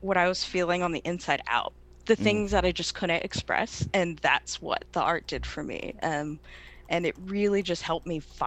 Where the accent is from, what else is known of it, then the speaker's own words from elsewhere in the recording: Knightdale, North Carolina, United States; also born or lived in Raleigh, North Carolina; I'm from Knightdale, North Carolina, born and raised, kind of born in Raleigh, raised in Knightdale